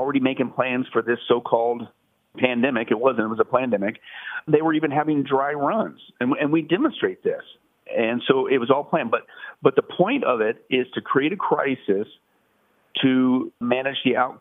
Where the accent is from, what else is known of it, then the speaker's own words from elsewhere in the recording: Las Vegas, Nevada, United States; I'm from Vegas